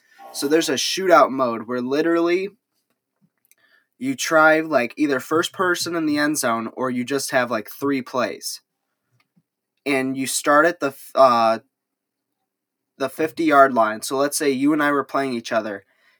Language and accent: English; Illinois, United States; I'm from Illinois